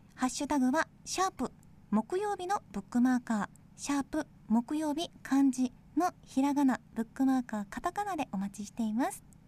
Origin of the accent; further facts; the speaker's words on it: Ishikawa, Japan; 私は地元石川県の北陸放送で本を紹介する番組